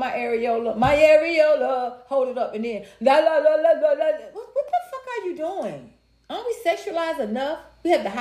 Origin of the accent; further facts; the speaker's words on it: United States; I was raised, I was raised in America